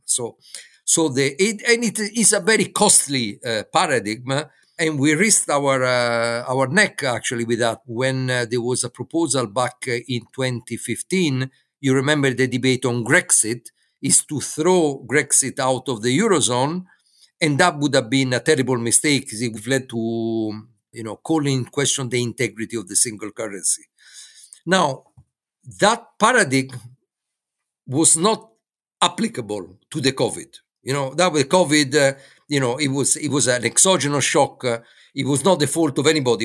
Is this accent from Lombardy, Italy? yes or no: no; Florence, Tuscany, Italy; moved away as an adult; also born or lived in Brussels; I'm from Florence